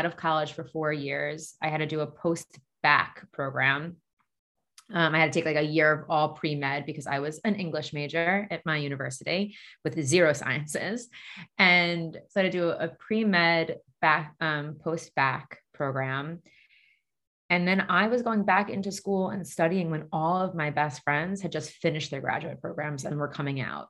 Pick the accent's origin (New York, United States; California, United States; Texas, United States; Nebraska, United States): New York, United States; Long Island; I grew up on Long Island.